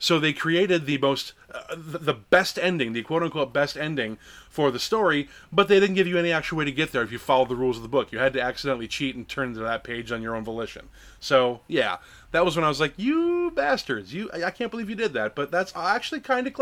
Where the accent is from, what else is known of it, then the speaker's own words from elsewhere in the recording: Lake Geneva, Wisconsin, United States; I grew up in Lake Geneva, Wisconsin